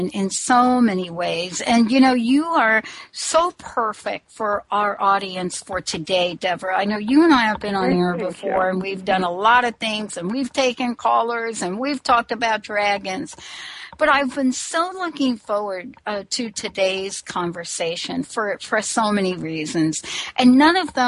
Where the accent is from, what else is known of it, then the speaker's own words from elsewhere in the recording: United States; also born or lived in New York / New Jersey; now in Washington, United States; I grew up in New York and New Jersey, but I moved to the state of Washington